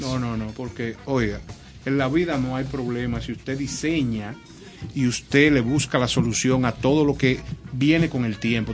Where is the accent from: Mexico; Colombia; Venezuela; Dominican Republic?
Dominican Republic; somos como República Dominicana